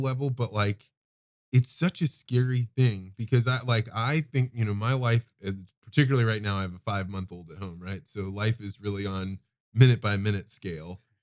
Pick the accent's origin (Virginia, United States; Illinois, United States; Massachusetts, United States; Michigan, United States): Illinois, United States; central; my hometown, small town, central Illinois